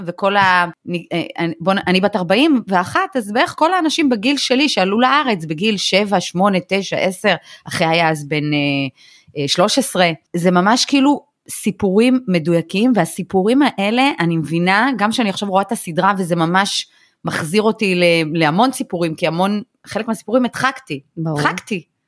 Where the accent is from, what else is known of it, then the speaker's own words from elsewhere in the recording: Belarus; now in Israel; אני מבלרוס, אבל פעם היינו, כאילו, בישראל כולם קוראים לנו רוסים